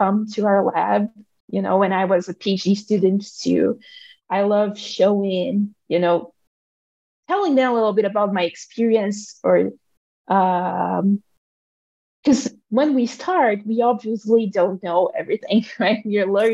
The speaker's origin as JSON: {"language": "English", "country": "Brazil", "moved": "as an adult", "lives_now": "Madison, United States", "said": "I'm here and I'm from Brazil"}